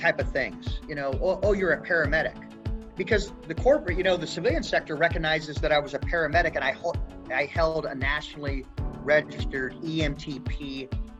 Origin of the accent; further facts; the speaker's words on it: Elkhart, Indiana, United States; also born or lived in Niles, Michigan; I'm a Midwest boy, so I grew up in like Elkhart, Indiana. I was born in Niles, Michigan